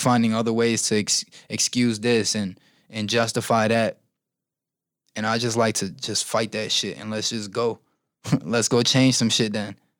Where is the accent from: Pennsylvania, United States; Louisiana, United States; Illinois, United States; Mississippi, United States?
Illinois, United States; Chicago; I've kind of accepted what Chicago is and what it has done to us